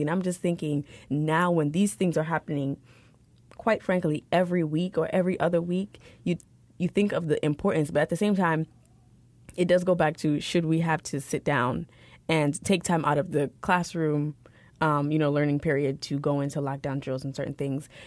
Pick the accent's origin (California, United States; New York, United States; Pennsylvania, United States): New York, United States; New York City; I grew up in New York City